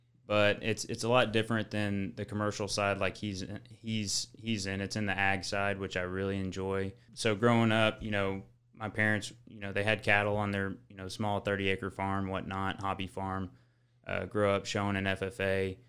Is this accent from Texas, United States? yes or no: yes; Joshua, Texas, United States; I grew up in around the Fort Worth area, Joshua, Texas.